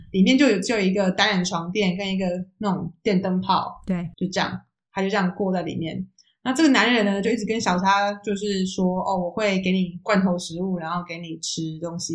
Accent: Taiwan; now in Netherlands; 像台湾，我们长大的时候

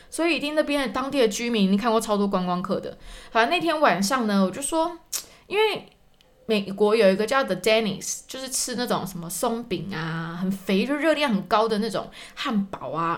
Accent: Taiwan; moved away as an adult; also born or lived in London, United Kingdom / New York, United States; now in Germany; 我们台湾人

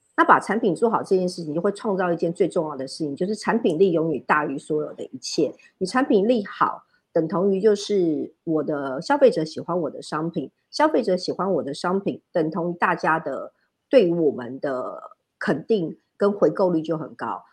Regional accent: northern Taiwan, Taiwan; 我是北部长大的小孩，我也大部分的时间都是在北部工作

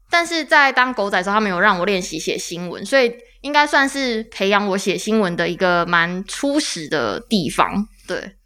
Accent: Taichung, Taiwan; 我是台中人

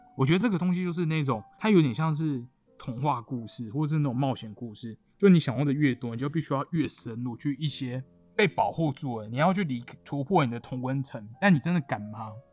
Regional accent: Taiwan; 身为台湾人

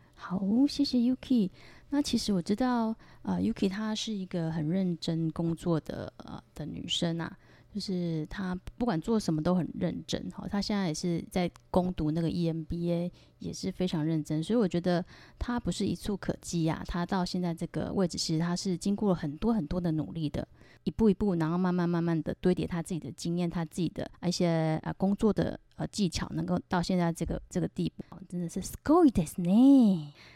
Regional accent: Taiwan; 我是来自台湾的

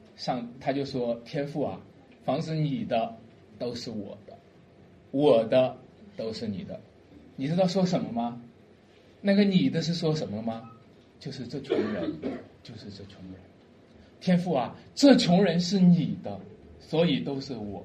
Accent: a village about ten li from Dujiazhuang, Jiaocheng County, Shanxi, China; 他们离我们村就有十里路

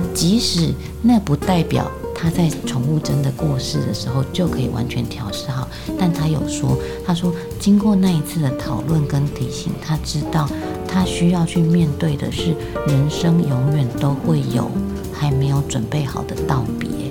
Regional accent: central Taiwan, Taiwan; 我自己是在中部长大的哈，因为就是比较乡下的关系

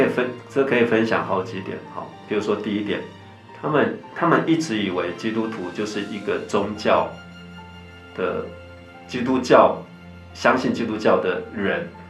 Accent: Taiwan; 我们在台湾就是跟大部分的家庭一样啊，我们从小就在，啊，民间宗教的背景里长大

